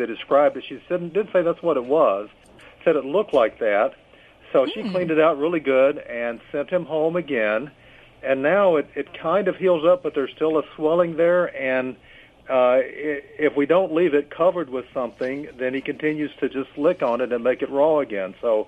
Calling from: Kentucky, United States; Calling from Kentucky.

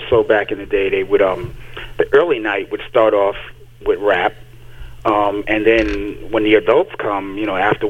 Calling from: New York City, New York, United States; I'm calling from the Boogie Down.

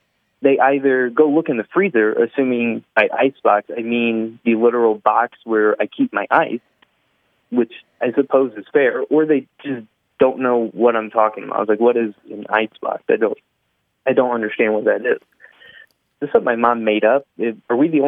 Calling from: Valparaiso, Indiana, United States; I'm calling from Valparaiso, Indiana

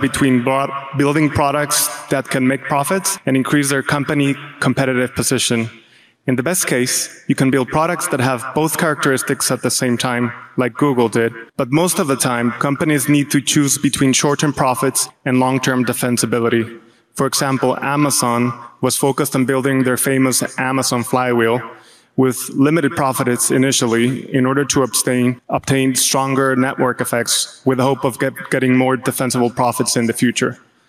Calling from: Guadalajara, Jalisco, Mexico; I've been a shareholder for about 16 years, and I'm coming from Guadalajara, Mexico.

